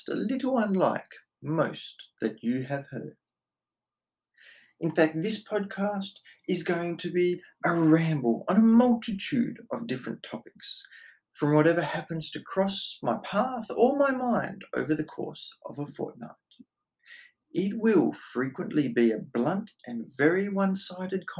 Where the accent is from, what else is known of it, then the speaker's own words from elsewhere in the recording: Australia; I am Australian